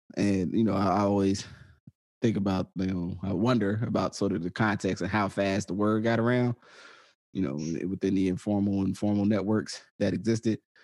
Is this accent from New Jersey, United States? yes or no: yes; New Jersey, United States; growing up in New Jersey